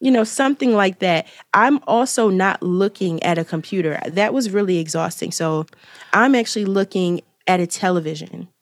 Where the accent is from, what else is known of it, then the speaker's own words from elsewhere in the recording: Philadelphia, Pennsylvania, United States; I'm from Philadelphia